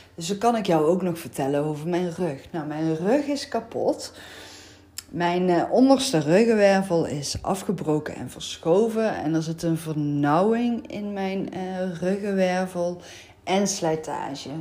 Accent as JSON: {"language": "Dutch", "region": "North Brabant", "country": "Netherlands", "accent": "Brabantse tongval", "said": "hoor je mijn Brabantse tongval"}